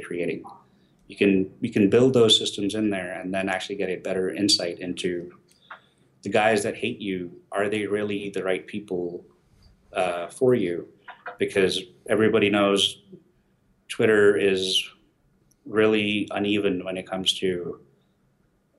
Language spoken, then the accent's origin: English; India; I'm Indian.